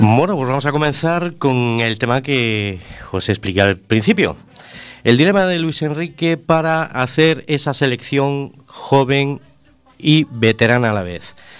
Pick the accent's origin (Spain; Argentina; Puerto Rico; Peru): Spain; Vigo, Galicia; born or raised there